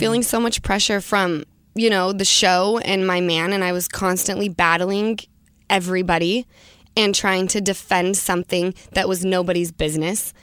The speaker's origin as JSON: {"language": "English", "town": "Salt Lake City", "region": "Utah", "country": "United States", "tie": "born or raised there", "said": "growing up in Utah, obviously, it's very conservative"}